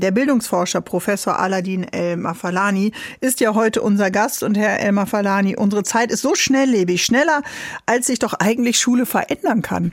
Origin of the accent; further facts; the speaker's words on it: Northern Germany, Germany; ich komme jetzt oben aus Norddeutschland vom Wasser